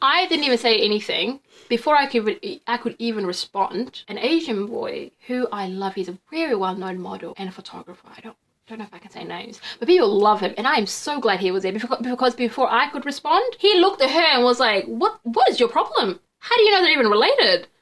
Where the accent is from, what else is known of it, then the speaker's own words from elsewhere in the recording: Wellington, New Zealand; also born or lived in Qatar / Naenae, Lower Hutt / Somaliland (ancestry); I'm from Wellington